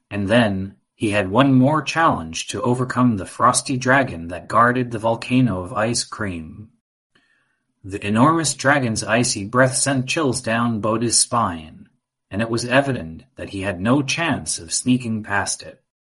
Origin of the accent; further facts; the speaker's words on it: Austin, Texas, United States; and I'm five and a half years old. And I come from Austin, Texas.